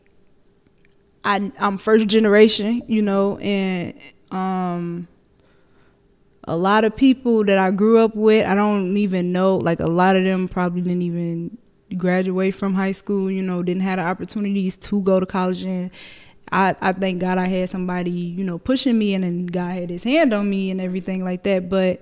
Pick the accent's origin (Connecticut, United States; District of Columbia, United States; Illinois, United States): Illinois, United States; Chicago; the Bronzeville that I grew up in is different from the Bronzeville that I like work in now